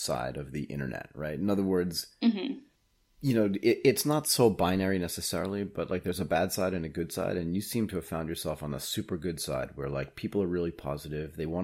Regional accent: United States; moved away as an adult; now in Asia; As an American who now lives in Asia and has lived in Asia for 30 years

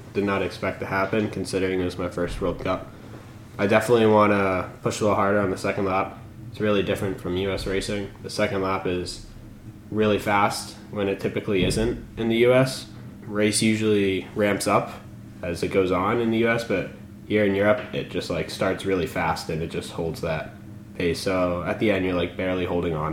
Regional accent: Manchester-by-the-Sea, Massachusetts, United States; I'm from Manchester, Massachusetts

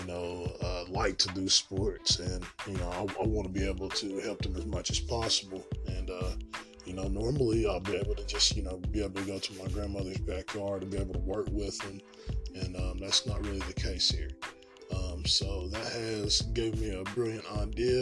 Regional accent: Morristown, Tennessee, United States; I grew up in Morristown, Tennessee, born and raised, and grew up active in sports

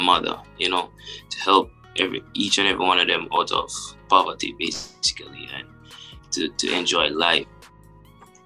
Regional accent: Montego Bay, Saint James, Jamaica; when I was younger, growing up in Montego Bay

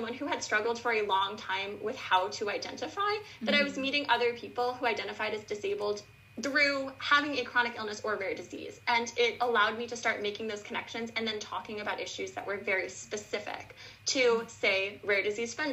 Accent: Buffalo, New York, United States; I am from Buffalo, New York, and I went to a very inaccessible high school here

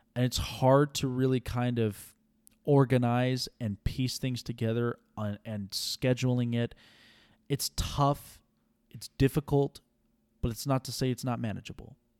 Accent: Las Vegas, Nevada, United States; I was born and raised here in Vegas

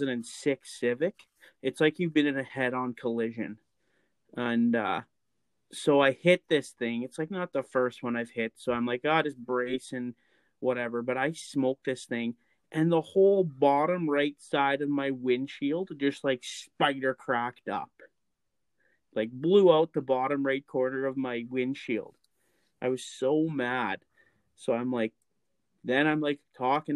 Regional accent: Lac La Biche, Alberta, Canada; moved away; I grew up in Lac La Biche, Alberta

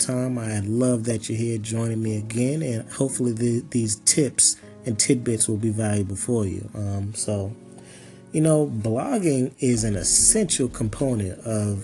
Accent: Boston, Massachusetts, United States; also born or lived in Chesapeake, Virginia; I was raised in Boston, Massachusetts, actually born in Virginia, Chesapeake, Virginia. Moved to Boston when I was 2 and kind of grew up there.

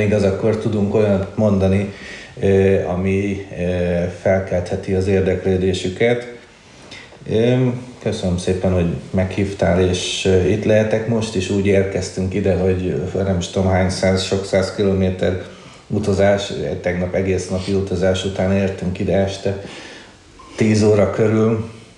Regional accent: Budapest, Hungary; én egy, ö, ö, Csengó, ö, származású családban születtem, már Budapesten

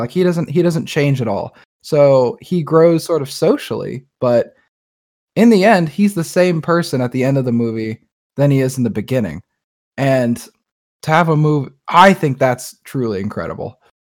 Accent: United States; we're very American people

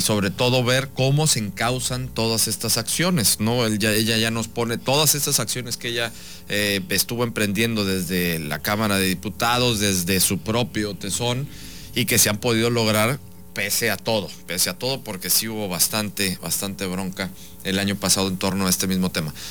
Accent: Veracruz, Mexico; Porque todos somos mexicanos y en este caso en Veracruz somos, somos veracruzanos.

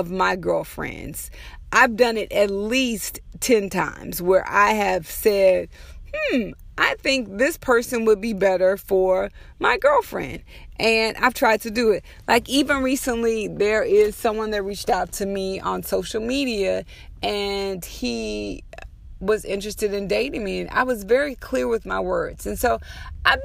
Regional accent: United States; we as African American women

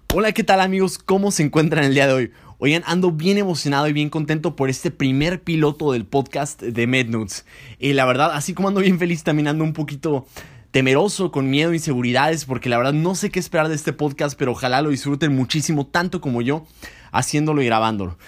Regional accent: Mexico

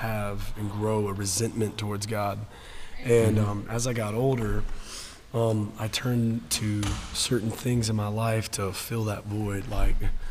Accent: Woodstock, Georgia, United States; First Baptist Church of Woodstock, where I grew up my entire life

